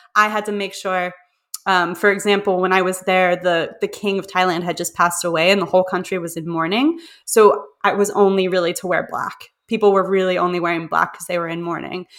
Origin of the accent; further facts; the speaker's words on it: Pittsburgh, Pennsylvania, United States; also born or lived in Prague; I'm from Pittsburgh